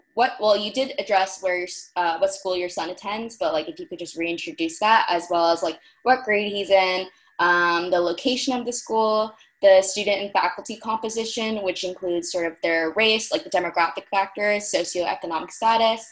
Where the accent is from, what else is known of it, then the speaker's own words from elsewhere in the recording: Connecticut, United States; I attended like my elementary school, because I'm from Connecticut